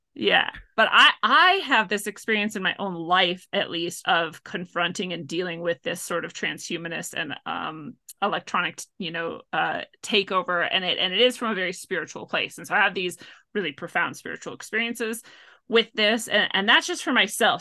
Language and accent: English; Washington, United States; also born or lived in North Dakota / Montana; I grew up in the Pacific Northwest